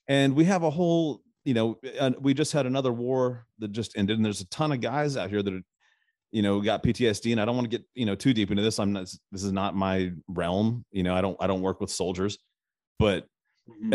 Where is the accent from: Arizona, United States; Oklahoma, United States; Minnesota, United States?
Arizona, United States; now in Nashville, United States; I'm originally from Arizona